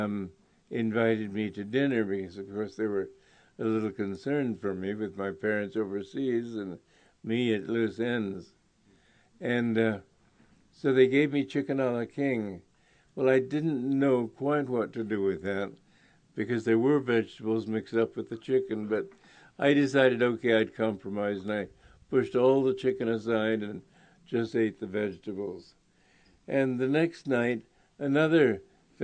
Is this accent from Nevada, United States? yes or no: no; New York, United States; moved away as an adult; I was from New York